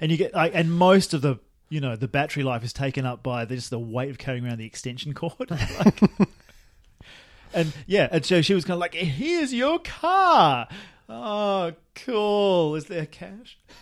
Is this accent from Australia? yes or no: yes; Australia; moved away; when I was a lad and living in my hometown, Australia